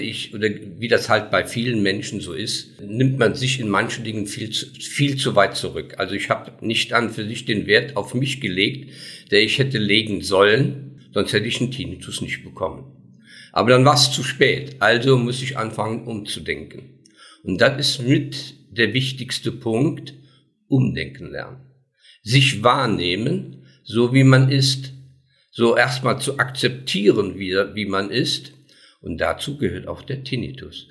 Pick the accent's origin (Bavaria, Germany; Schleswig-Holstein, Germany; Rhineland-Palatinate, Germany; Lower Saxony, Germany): Rhineland-Palatinate, Germany; Daun; Ich komme aus Daun, bin 68 Jahre alt